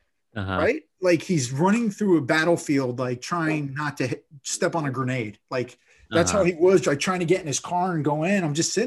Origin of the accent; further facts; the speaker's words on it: Florida, United States; moved away; I grew up in Florida, so it rains probably 16 times a day.